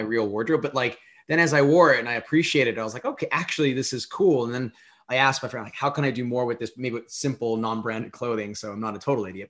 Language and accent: English; United States; as an American